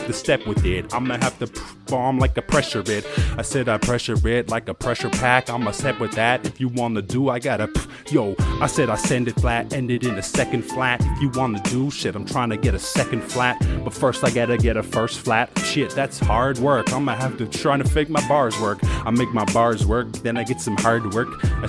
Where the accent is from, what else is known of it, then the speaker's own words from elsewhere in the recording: Ireland; No, I grew up in the Ireland countryside. Guarantee shit, I'm a bumpkin